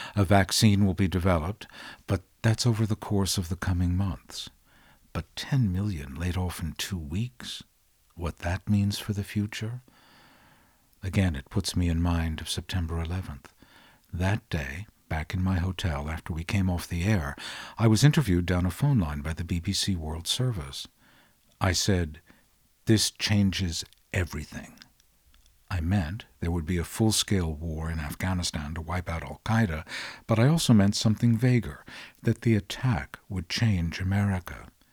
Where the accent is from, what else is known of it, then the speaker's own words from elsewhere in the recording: London, United Kingdom; As a Londoner, I'm gonna tell you